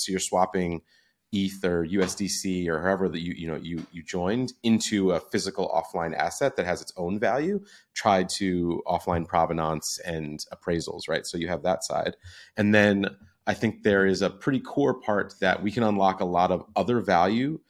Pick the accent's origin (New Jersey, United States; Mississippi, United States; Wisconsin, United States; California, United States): New Jersey, United States; I'm from New Jersey, grew up going into the city all the time